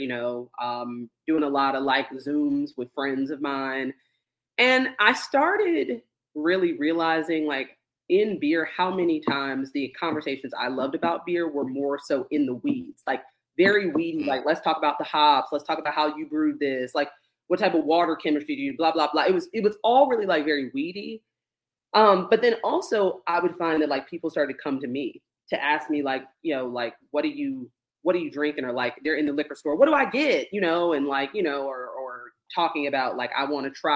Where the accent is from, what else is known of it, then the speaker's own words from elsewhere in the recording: Gaithersburg, Maryland, United States; now in Atlanta, United States; I'm from Maryland. I'm from right outside of D.C. So up in Gaithersburg